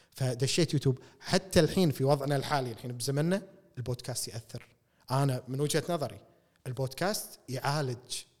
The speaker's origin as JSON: {"language": "Arabic", "country": "Kuwait", "said": "احنا ككويتيين"}